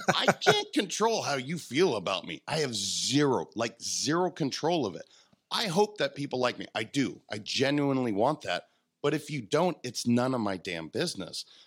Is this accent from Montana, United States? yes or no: yes; Montana, United States; I'm a kid from Montana.